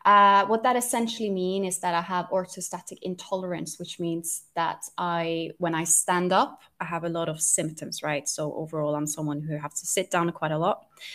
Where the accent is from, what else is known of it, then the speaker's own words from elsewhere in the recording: Norway; English is a second language; now in London, United Kingdom; I'm Norwegian, so you can maybe hear my accent. It's a little bit hard to identify. People usually can't quite tell where my accent is from because it's a bit of a mix of everything. I'm Norwegian, but I am living in London.